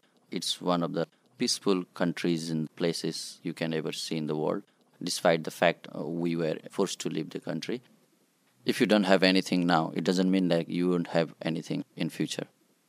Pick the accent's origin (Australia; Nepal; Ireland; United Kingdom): Nepal; moved away as an adult; also born or lived in Bhutan; now in Pittsburgh, United States; With my family, I came to Nepal, crossing India, and spent there 20 years. Initially, when I came from Bhutan, we were in the bank of a river. My schooling at refugee camp started on a bank of river.